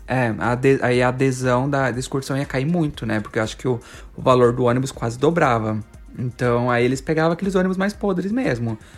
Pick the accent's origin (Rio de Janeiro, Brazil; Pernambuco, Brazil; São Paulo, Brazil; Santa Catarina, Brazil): São Paulo, Brazil; Paulista; como um bom paulista